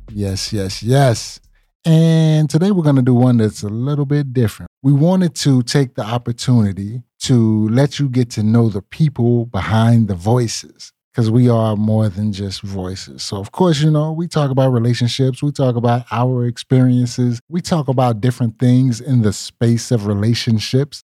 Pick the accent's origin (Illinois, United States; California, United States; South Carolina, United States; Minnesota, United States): South Carolina, United States; Lancaster; accent: country; moved away as an adult; now in Charlotte, United States; I am originally from Lancaster, South Carolina